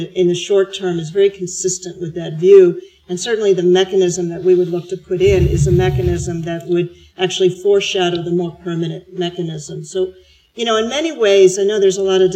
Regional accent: United States; moved away as an adult; now in Australia

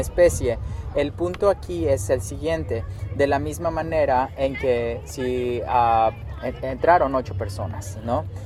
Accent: Mexico City, Mexico; moved away as an adult; now in United States; soy chilango este, soy de la Ciudad de México

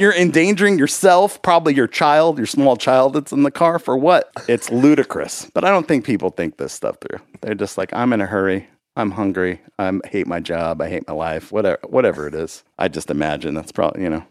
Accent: Los Angeles, California, United States; moved away as an adult; also born or lived in Spokane, Washington / Germany; now in Nashville, United States; Born in Washington, grew up in California

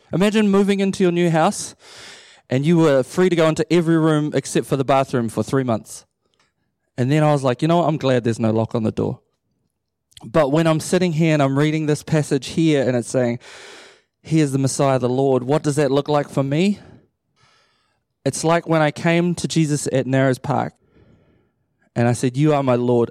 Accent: Matamata, Waikato, New Zealand; also born or lived in Pukekohe / Auckland; I grew up in Matamata my whole life. I was born in Pukekohe, and then I moved down there when I was a baby, and then stayed there till I was eighteen

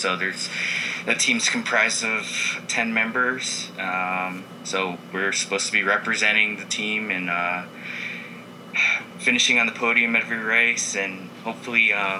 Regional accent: Seattle, Washington, United States; now in Tempe, United States; Yep, I'm from Tempe, Arizona. So I went to Arizona State University, and originally from Seattle, and as everyone knows, it rains a ton there.

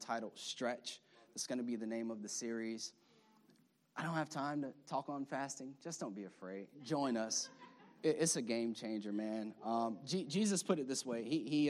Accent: Florida, United States; now in Maryland, United States; I know we live in liberal Maryland. We're from Florida

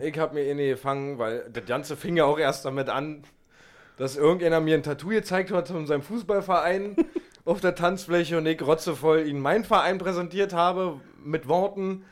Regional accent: Berlin, Germany; den man als Berliner

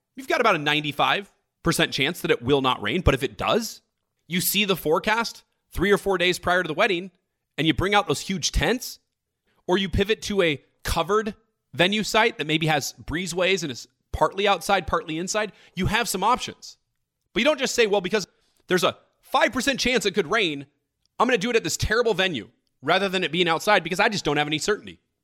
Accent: United States; we're one country with three hundred thirty million people

